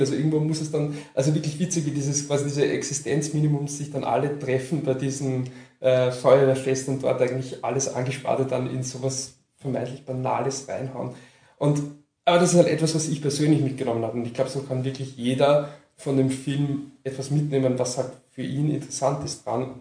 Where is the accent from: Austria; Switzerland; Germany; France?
Austria; Lower Austria; ich komme aus Niederösterreich